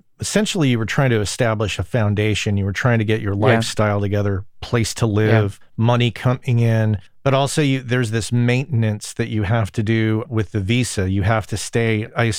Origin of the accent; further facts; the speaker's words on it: United States; even as an American who speaks English